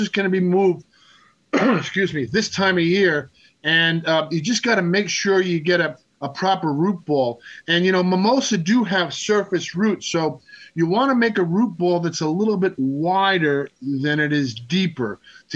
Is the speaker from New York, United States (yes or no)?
yes; Long Island, New York, United States; Growing up on Long Island